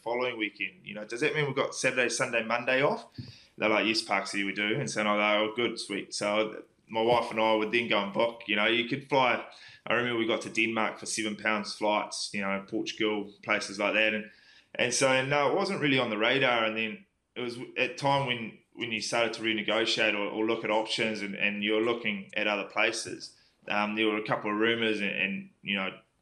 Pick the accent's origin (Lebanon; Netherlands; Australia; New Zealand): New Zealand; moved away as an adult; also born or lived in Llanelli, Wales; being a Kiwi person